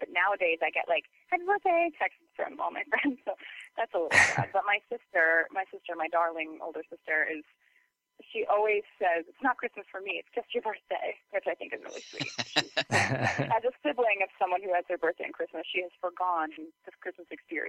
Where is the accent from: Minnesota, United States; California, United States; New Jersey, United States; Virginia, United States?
Minnesota, United States; Well, you know, I grew up in Minnesota, so